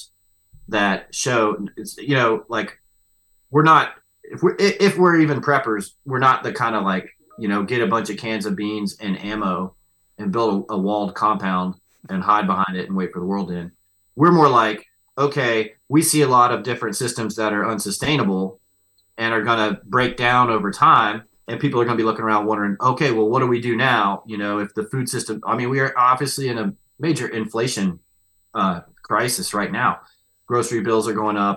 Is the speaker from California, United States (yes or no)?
no; West Virginia, United States; I'm from West Virginia